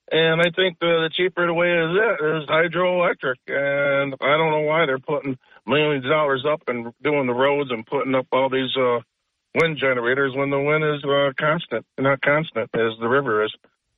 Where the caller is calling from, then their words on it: Binghamton, New York, United States; … from Binghamton.